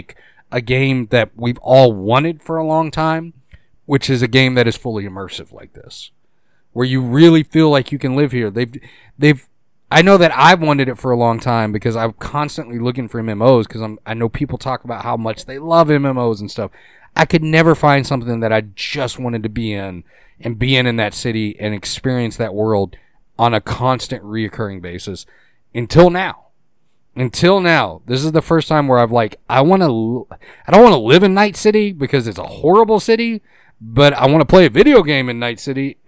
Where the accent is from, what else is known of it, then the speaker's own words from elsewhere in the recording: Boston, Massachusetts, United States; Pick up my car. I'm from Boston. Give me my car.